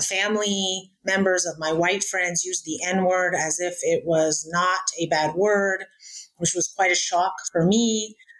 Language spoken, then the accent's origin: English; United States; also born or lived in Cairo, Egypt; I was born in Cairo, but I was raised in America